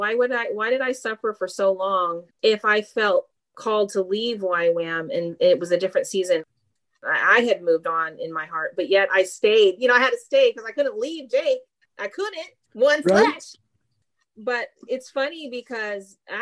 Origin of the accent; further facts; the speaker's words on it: Mississippi, United States; moved away as an adult; now in Chico, United States; I actually grew up in Mississippi.